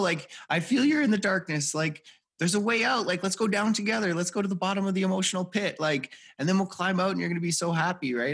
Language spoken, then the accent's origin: English; Edmonton, Alberta, Canada; I grew up in Edmonton, Alberta, Canada